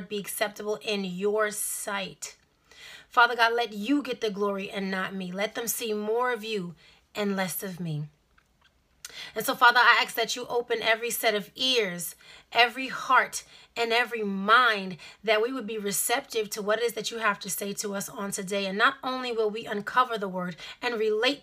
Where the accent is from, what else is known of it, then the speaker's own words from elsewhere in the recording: New York City, New York, United States; I'm from Brooklyn